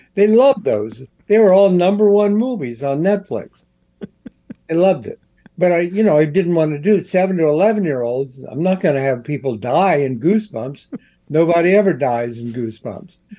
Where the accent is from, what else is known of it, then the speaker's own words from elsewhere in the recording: Columbus, Ohio, United States; I was a kid in the 50s, and I grew up in Columbus, Ohio